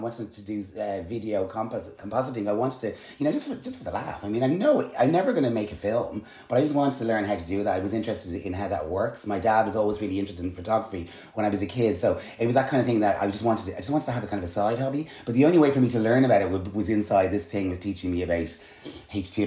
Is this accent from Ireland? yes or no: yes; Dublin, Leinster, Ireland; accent: Dublin; also born or lived in United States / London; my brother and I were losing our lovely American accent and we were developing Dublin accents.